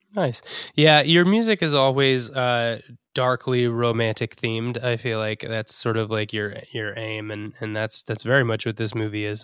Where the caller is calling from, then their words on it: Rhode Island, United States; I'm calling in from Rhode Island